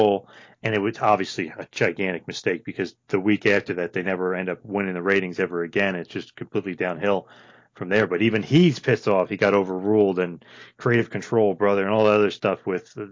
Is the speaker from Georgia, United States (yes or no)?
no; New Jersey, United States; I'm from New Jersey